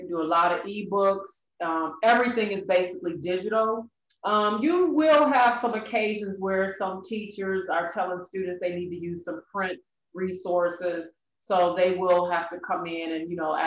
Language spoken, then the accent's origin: English; Detroit, Michigan, United States; I am a native Detroiter, born and raised in Detroit